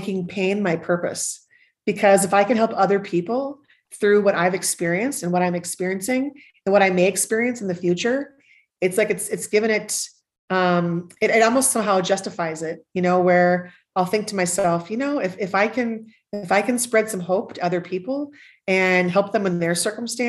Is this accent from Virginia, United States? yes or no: no; Northern Minnesota, United States; growing up in Northern Minnesota, where you had to face a cold winter every year.